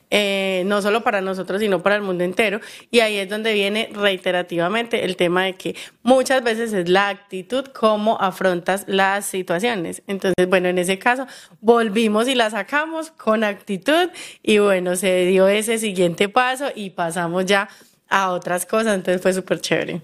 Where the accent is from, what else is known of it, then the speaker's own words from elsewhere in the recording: Colombia; soy colombiana